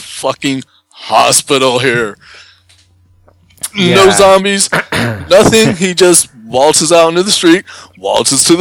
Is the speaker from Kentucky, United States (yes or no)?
yes; Kentucky, United States; growing up in Kentucky, we did a lot of actual, for real camping